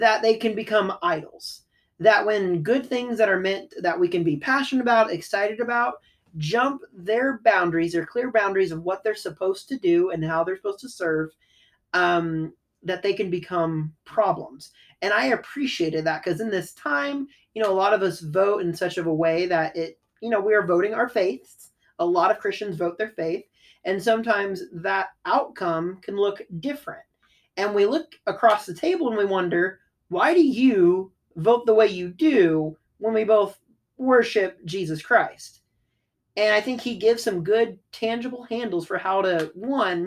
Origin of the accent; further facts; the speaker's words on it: Midwest, United States; I'm from the Midwest